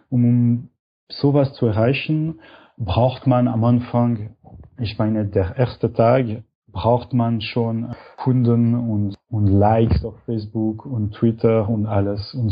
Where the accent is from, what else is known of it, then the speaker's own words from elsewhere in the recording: Switzerland; Und für uns als Schweizer ist Kickstarter noch nicht zur Verfügung.